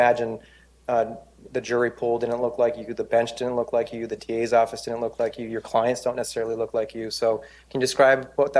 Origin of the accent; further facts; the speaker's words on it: Bay Area, California, United States; the community that I grew up in the Muslim Bay Area community or the South Asian Bay Area community.